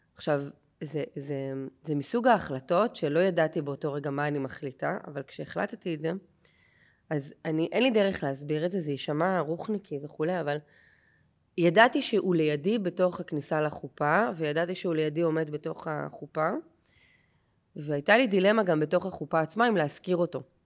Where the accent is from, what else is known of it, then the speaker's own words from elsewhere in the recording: Haifa Bay suburbs, Haifa District, Israel; moved away; אני מהקריות במקור